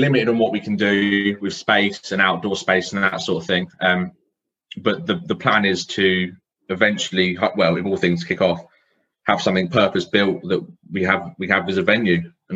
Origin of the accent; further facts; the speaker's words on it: Milton Keynes, South East England, United Kingdom; I'm from Milton Keynes